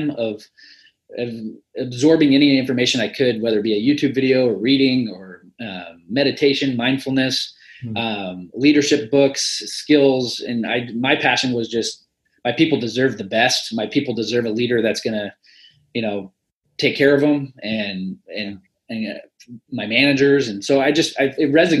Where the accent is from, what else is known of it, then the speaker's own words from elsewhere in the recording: Midwest, United States; I'm from the Midwest